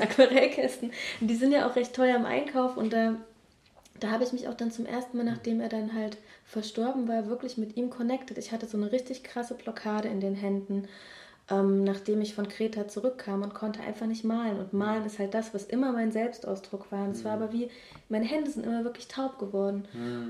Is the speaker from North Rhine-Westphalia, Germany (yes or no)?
no; Leipzig, Saxony, Germany; moved away as an adult; also born or lived in Hamburg / Crete; in meiner Heimatstadt, wo ich geboren bin, auch mehr sesshaft werden